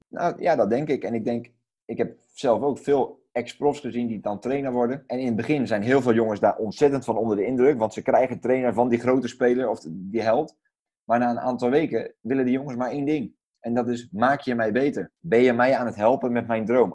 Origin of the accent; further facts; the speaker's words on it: Netherlands; als, als Nederlanders en als, als Europeanen